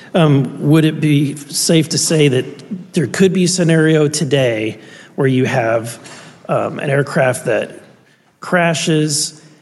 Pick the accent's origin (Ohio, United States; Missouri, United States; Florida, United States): Missouri, United States; I'm from Missouri